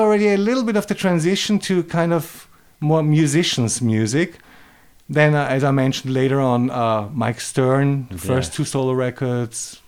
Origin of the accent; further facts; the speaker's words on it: Vienna, Austria; moved away as an adult; now in Los Angeles, United States; I was born in Austria, outside of Vienna. And then at the age of 6 or 7, we moved to Vienna.